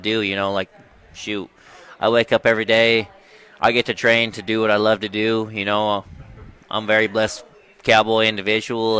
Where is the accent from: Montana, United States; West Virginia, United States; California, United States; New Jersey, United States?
Montana, United States; Browning; I'm from Browning, Montana, born and raised on the Blackfeet Reservation.